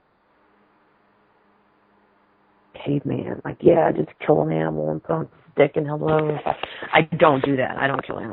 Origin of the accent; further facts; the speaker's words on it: the South, United States; I'm from the South, but I do not eat fried chicken